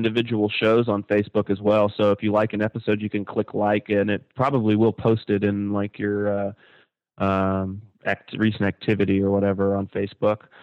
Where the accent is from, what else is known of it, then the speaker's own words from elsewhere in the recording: Kentucky, United States; moved away; I am from Kentucky. I mean, you know, shit. I was smoking by the time I was 2 years old. It's just a thing to do there